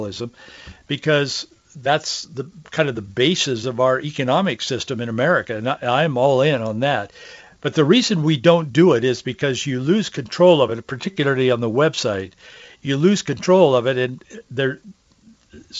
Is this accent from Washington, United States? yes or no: yes; Yakima, Washington, United States; growing up in Yakima, in the Yakima Valley.